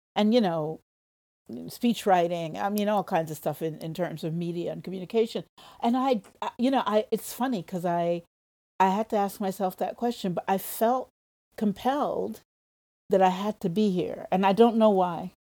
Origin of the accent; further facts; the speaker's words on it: New York City, New York, United States; moved away as an adult; now in Japan; I was born in Harlem in New York City